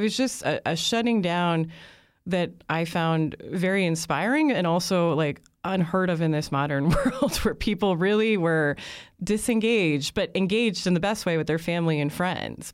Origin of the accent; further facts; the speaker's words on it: United States; as an American